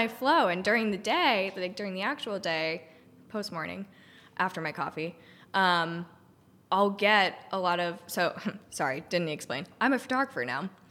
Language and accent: English; Cohasset, Massachusetts, United States; moved away as an adult; also born or lived in Richmond / Denver; I grew up on the South Shore. I grew up in Cohasset